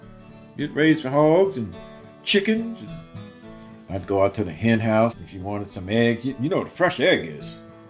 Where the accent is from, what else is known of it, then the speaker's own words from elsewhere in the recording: Sun, West Virginia, United States; I was raised in Sun, West Virginia, which is a coal mining camp about 3 miles outside of Mount Hope. Come from a very large family. It was 13 of us.